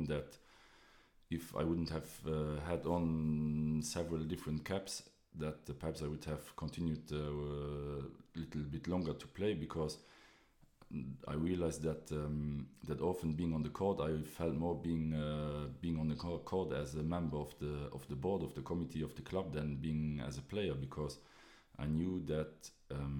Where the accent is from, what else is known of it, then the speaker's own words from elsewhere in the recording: Esch-sur-Alzette, Luxembourg; I'm originally here from Esch